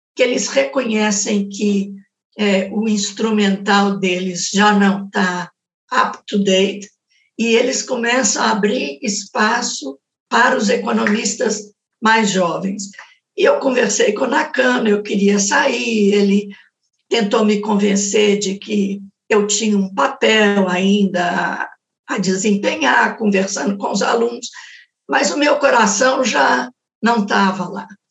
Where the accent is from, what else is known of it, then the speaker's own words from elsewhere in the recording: Belo Horizonte, Minas Gerais, Brazil; quando eu era jovem em Belo Horizonte